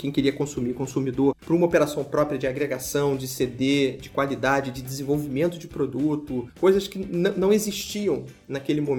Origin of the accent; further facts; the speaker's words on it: Rio de Janeiro, Brazil; born there; Vamos testar na, na, onde a gente nasceu, no Rio de Janeiro.